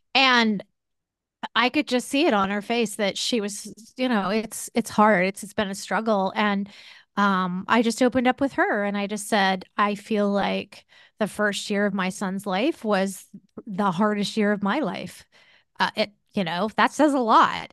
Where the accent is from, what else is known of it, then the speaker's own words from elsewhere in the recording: United States; we, as American society